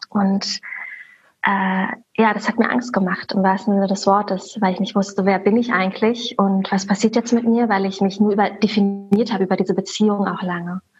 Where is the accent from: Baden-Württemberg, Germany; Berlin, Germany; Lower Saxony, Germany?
Berlin, Germany; Ähm, ich wohne in Berlin, ich komme aus Berlin, bin hier geboren und aufgewachsen und ja, lebe und arbeite hier.